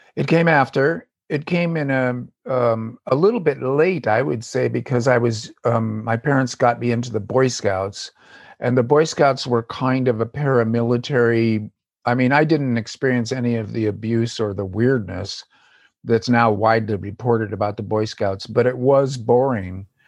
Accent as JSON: {"language": "English", "region": "Southern California", "country": "United States", "tie": "born or raised there", "also_born_or_lived": "Davis, California", "said": "I live in Davis, California, and grew up in Southern California"}